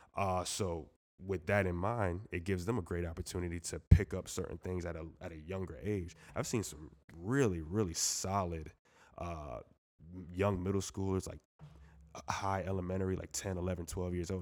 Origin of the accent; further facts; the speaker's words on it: Moore Haven, Florida, United States; also born or lived in Jamaica, Queens, New York; growing up in Mount Doyle, like, sometimes you feel the same vibes, like, you know, it's a small, small, small city